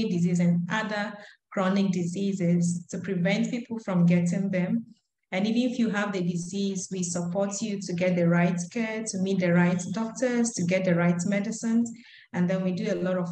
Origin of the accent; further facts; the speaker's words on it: Ghana; I'm from Ghana.